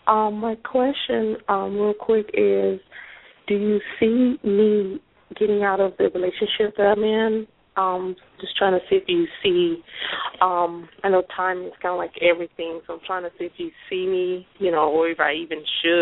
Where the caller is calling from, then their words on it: Florida, United States; I'm calling from Florida.